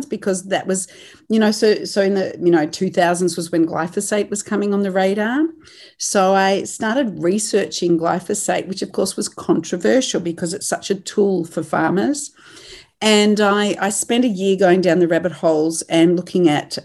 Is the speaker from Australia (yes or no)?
yes; Australia; moved away as an adult; now in New Zealand; I am Australian. I've been based here since 2007, married into a farming family, and I come from a farming family in Australia